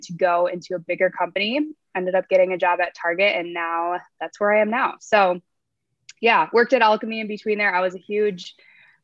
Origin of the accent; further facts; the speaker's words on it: La Crosse, Wisconsin, United States; moved away as an adult; also born or lived in Minneapolis, Minnesota; I grew up in La Crosse, Wisconsin, and I moved to Minneapolis to go to school at the University of St. Thomas